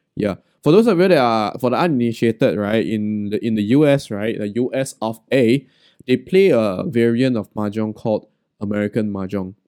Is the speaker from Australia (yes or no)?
no; Singapore; as a Singaporean Chinese